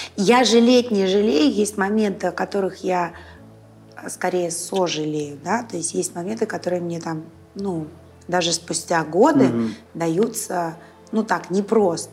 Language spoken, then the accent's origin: Russian; Saint Petersburg, Russia; я родилась в Ленинграде, выросла в Санкт-Петербурге